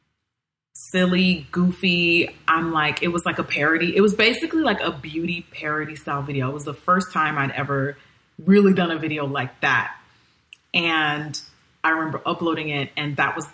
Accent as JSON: {"language": "English", "country": "Nigeria", "said": "I'm still Nigerian"}